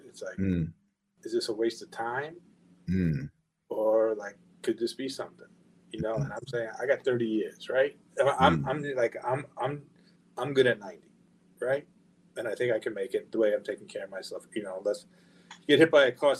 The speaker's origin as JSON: {"language": "English", "area": "Long Island", "region": "New York", "country": "United States", "tie": "born or raised there", "said": "So I grew up in Long Island."}